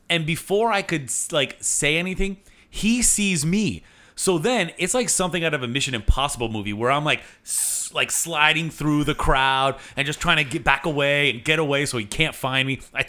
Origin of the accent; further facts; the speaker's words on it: Miami, Florida, United States; We say we're from Miami.